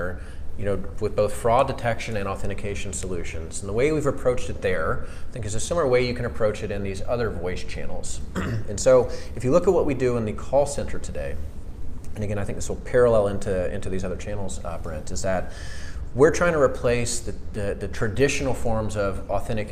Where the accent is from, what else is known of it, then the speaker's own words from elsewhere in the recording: Atlanta, Georgia, United States; moved away as an adult; also born or lived in Maryland / Washington, D.C. area / West Coast; now in Atlanta, United States; I am an Atlanta native. So I grew up in Atlanta